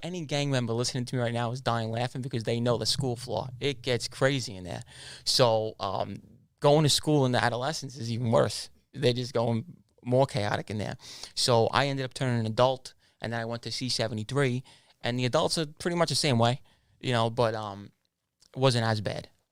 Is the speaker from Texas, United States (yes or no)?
no; New York City, New York, United States; also born or lived in Canarsie, Brooklyn / Ozone Park, Queens / Howard Beach, Queens; I was born in Canarsie, Brooklyn. Uh, I moved out of Canarsie when I was about eight to ten years old. I moved over to Oslum Park, Queens, and then over to Howard Beach, Queens